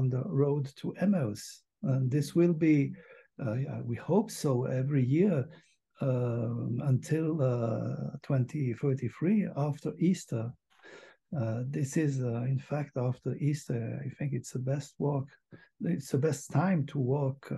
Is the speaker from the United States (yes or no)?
no; Switzerland; I'm from Switzerland